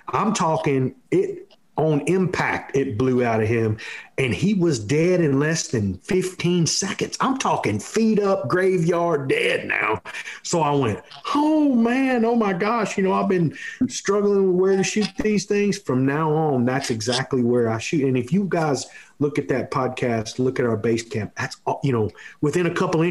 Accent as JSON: {"language": "English", "region": "Texas", "country": "United States", "tie": "born or raised there", "said": "we grew up here in Texas shooting whitetail deer"}